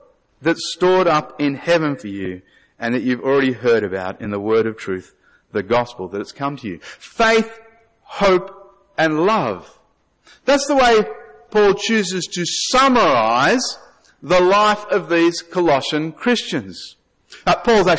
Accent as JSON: {"language": "English", "country": "Australia", "said": "I'm Australian."}